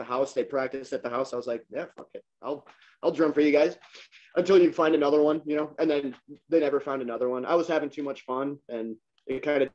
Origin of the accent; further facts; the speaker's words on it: Janesville, Wisconsin, United States; born and raised. Still living here.